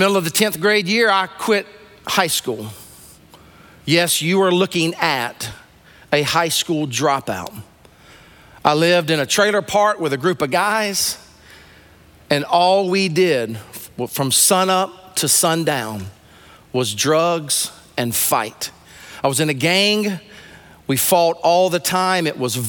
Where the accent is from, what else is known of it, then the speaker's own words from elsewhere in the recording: Sumter, South Carolina, United States; I was raised in Sumter, South Carolina.